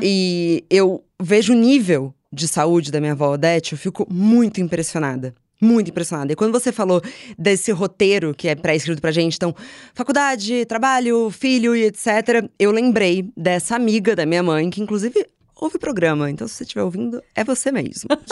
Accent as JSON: {"language": "Portuguese", "region": "São Paulo", "country": "Brazil", "tie": "born or raised there", "also_born_or_lived": "Rio de Janeiro", "moved": "yes", "said": "cresci em São Paulo, eu mudei pro Rio de Janeiro"}